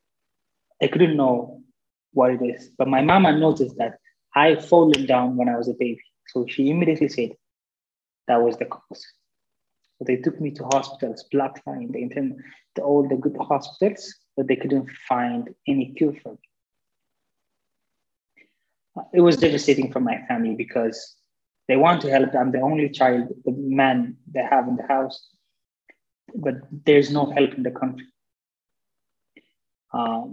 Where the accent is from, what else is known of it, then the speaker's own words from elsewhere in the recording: Addis Ababa, Ethiopia; I was born and raised in Addis Ababa, Ethiopia